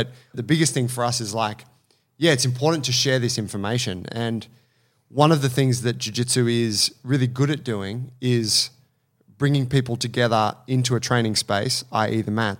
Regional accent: Australia; born there; first language English; Yeah, I just got good English because I was born in Australia.

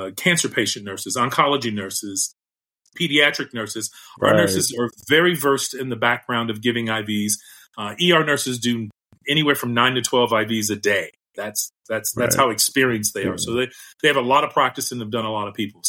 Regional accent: Chicago, Illinois, United States; now in Las Vegas, United States; I'm a Chicagoan born and raised

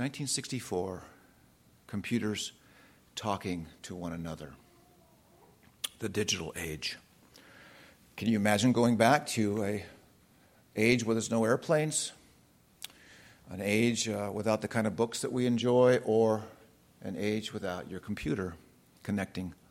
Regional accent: California, United States; I'm from California

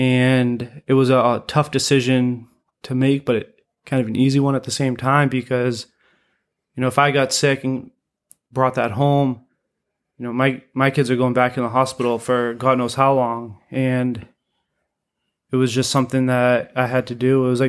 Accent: Portsmouth, New Hampshire, United States; now in Sanford, United States; Yeah, so I live down the street from Sanford Grappling Club, you know, and I'm originally from Portsmouth, New Hampshire.

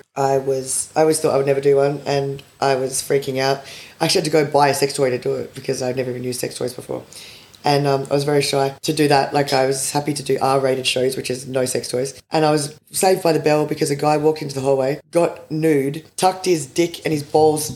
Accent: Adelaide, South Australia, Australia; now in Canberra, Australia; I'm from Adelaide, but I moved here in the first bushfires in 2002

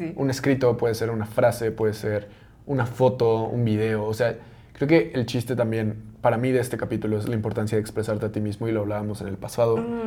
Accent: Mexico; como mexicanos tenemos muy arraigados muchos símbolos

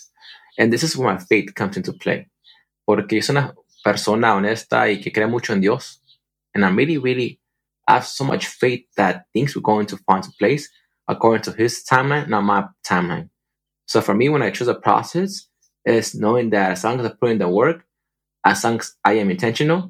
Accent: California, United States; moved away as an adult; also born or lived in Michigan; I made the decision to return back to California in the fall and to quit my job to focus on pursuing my projects

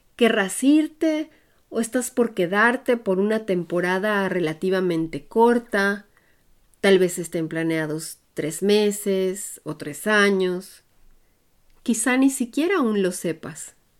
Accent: Puebla, Mexico; moved away as an adult; now in Germany; Soy orgullosamente de origen mexicano, hecha en Puebla, y crecí en un ambiente internacional y bilingüe

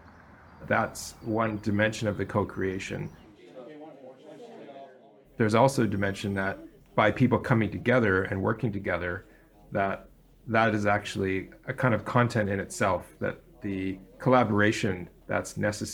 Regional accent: near Toronto, Ontario, Canada; I grew up in Canada, near the largest city in Canada, Toronto

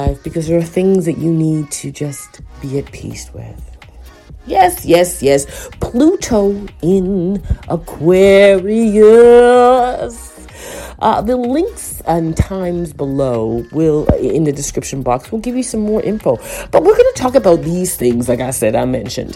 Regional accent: Toronto, Ontario, Canada; as a Torontonian Scarborough child

